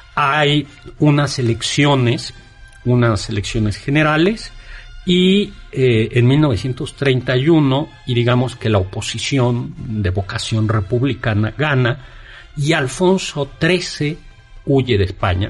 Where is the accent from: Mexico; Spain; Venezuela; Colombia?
Mexico; los mexicanos tenemos